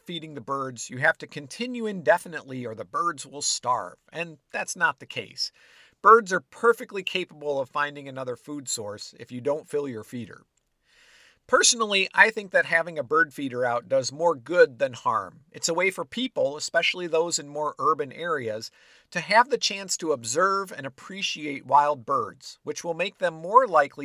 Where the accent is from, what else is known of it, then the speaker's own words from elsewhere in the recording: Illinois, United States; Growing up in Illinois